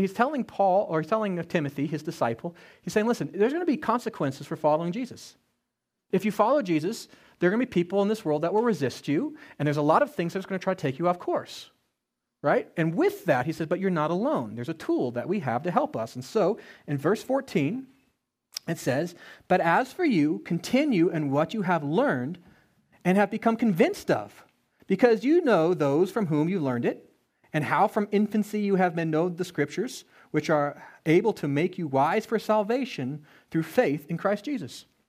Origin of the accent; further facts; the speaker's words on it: Colorado, United States; I grew up in Colorado